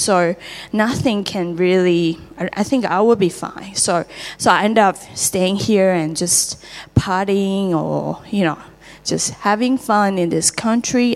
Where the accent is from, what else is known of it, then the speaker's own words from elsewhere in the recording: Taiwan; English is a second language; moved away as an adult; now in Australia; I'm from Taiwan, and uh, I'm 36.